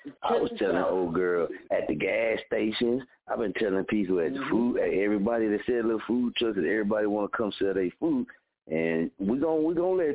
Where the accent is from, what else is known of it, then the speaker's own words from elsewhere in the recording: Muskogee, Oklahoma, United States; also born or lived in Wichita; born and raised in Muskogee